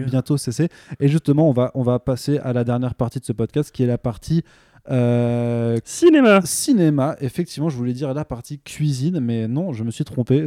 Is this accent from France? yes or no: yes; Alsace, Grand Est, France; Je suis alsacien